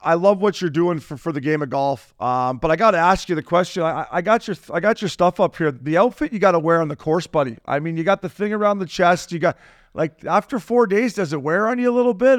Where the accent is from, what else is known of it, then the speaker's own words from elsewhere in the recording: Canada; now in United States; We're Canadian